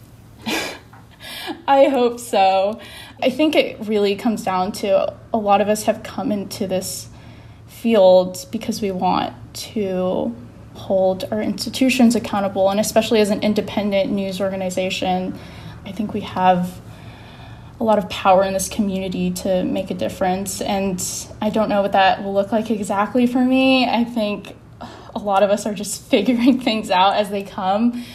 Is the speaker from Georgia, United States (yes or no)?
yes; Atlanta, Georgia, United States; I grew up around Atlanta